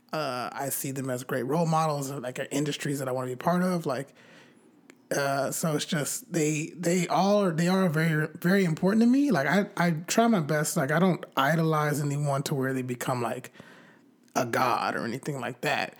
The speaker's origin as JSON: {"language": "English", "region": "California", "country": "United States", "said": "I'm from California"}